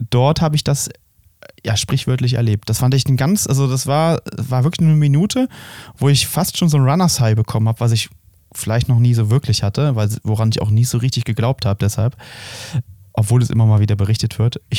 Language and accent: German; Brühl, North Rhine-Westphalia, Germany; in meiner Heimatstadt Brühl hatten wir immer so riesige Lauftreffs